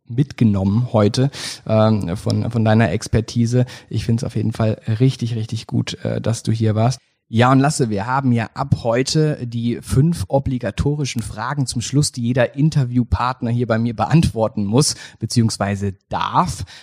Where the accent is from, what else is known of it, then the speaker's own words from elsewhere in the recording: Baden-Württemberg, Germany; ich komme aus dem Schwarzwald und da trinkt man halt auch noch richtiges Bier, also Pilz.